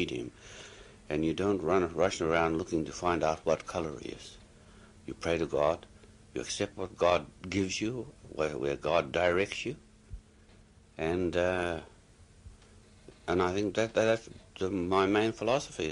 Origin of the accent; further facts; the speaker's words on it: Kaitaia, Northland, New Zealand; moved away as an adult; also born or lived in Auckland / Japan; go back home to Kaitaia